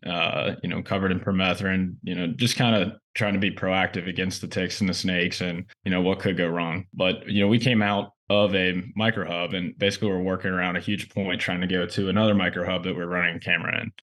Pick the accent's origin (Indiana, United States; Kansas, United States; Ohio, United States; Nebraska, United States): Ohio, United States; I'm from Ohio.